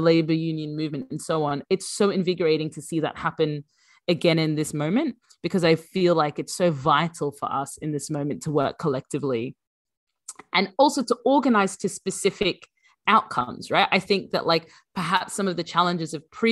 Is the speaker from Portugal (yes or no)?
no; Brisbane, Queensland, Australia; moved away as an adult; also born or lived in Sudan; now in United Kingdom; I grew up in Brisbane, and we were one of the very few Sudanese